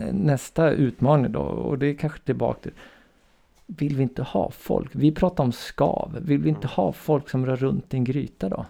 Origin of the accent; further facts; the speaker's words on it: Umeå, Västerbotten County, Sweden; jag är då uppväxt i Umeå